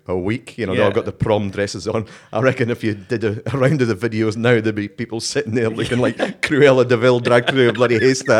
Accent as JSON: {"language": "English", "town": "Dundee", "region": "Scotland", "country": "United Kingdom", "also_born_or_lived": "Europe / St Kilda, Melbourne", "moved": "as an adult", "lives_now": "Australia"}